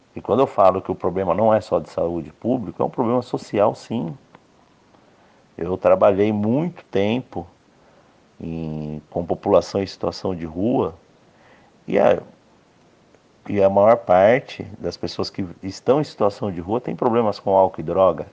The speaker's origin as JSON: {"language": "Portuguese", "country": "Brazil", "said": "Eu, como brasileiro"}